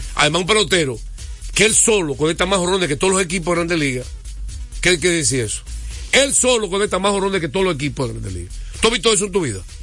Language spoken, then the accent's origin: Spanish; United States; now in Dominican Republic; era niño y me crié en Estados Unidos